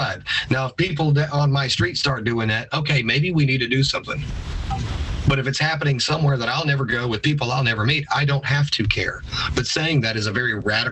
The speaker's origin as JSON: {"language": "English", "country": "United States"}